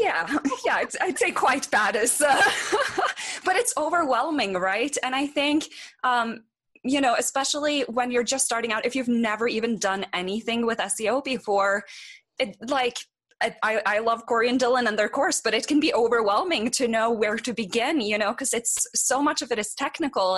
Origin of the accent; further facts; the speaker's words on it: Norway; moved away as an adult; now in Boulder, United States; I moved here from Norway. Um, the country, not like some small town